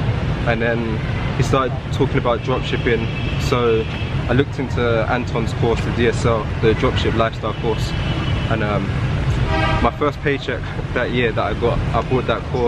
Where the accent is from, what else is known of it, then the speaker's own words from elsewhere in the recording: London, United Kingdom; moved away as an adult; also born or lived in Chiang Mai, Thailand; now in Ho Chi Minh City, Vietnam; So I'm from London, England.